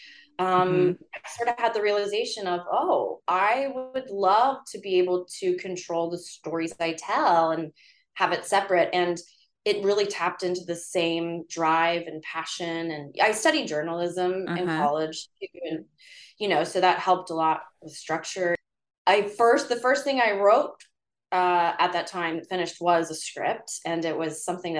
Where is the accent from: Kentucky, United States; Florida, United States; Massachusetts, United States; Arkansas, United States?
Kentucky, United States; Northern; now in Los Angeles, United States; I grew up in Northern Kentucky, right by that tri-state Cincinnati, Indiana area